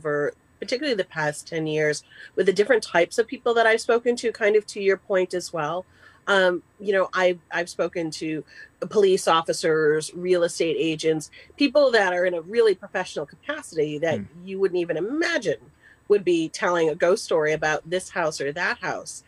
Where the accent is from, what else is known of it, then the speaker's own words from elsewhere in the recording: Massachusetts, United States; moved away; I'm originally from Massachusetts